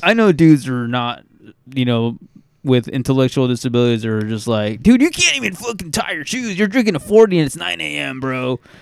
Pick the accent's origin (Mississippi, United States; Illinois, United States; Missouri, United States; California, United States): California, United States; We're from California and our state is golden